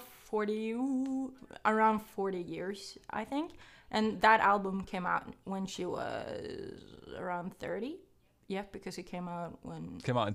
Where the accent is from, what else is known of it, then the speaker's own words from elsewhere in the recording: Norway; I am from Norway